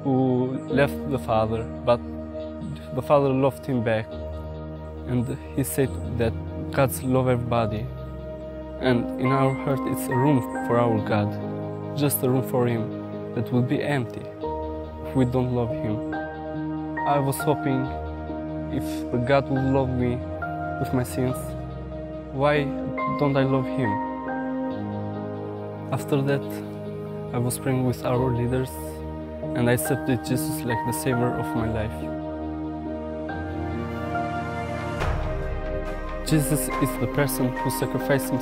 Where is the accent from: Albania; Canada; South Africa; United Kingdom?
Albania; I came from Albania, from a Muslim family